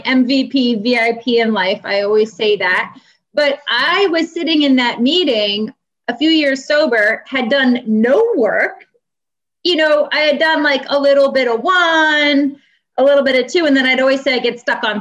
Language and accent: English; New York, United States; now in Boston, United States; I'm from New York